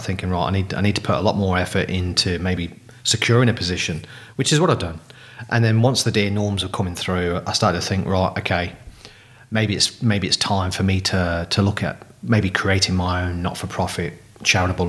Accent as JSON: {"language": "English", "town": "Coventry", "region": "West Midlands", "country": "United Kingdom", "also_born_or_lived": "Queensland, Australia", "moved": "as an adult", "lives_now": "Australia", "said": "You probably gathered from my accent, I'm not a local boy. So originally from Coventry in the UK."}